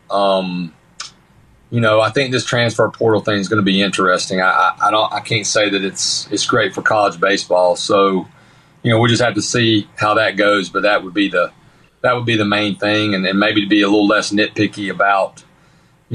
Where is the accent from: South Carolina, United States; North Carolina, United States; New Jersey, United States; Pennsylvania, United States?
North Carolina, United States; I'm from North Carolina.